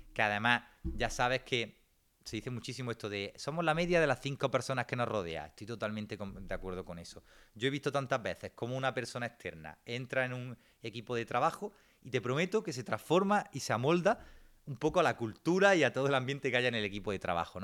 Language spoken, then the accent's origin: Spanish; Granada, Andalusia, Spain; soy de Granada